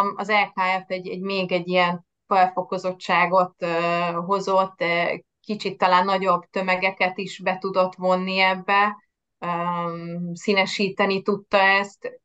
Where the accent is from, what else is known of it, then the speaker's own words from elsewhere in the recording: Pécs, Baranya, Hungary; moved away as an adult; also born or lived in Budapest; now in Veszprém, Hungary; nem Veszprémi vagyok, hanem Pécsről származom